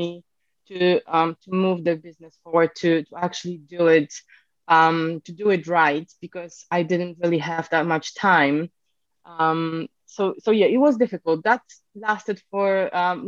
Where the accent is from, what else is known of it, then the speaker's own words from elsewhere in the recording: Poland; moved away as an adult; also born or lived in Edinburgh / Bristol; now in United Kingdom; I'm actually originally from Poland. So I came to the UK nearly 7 years ago now.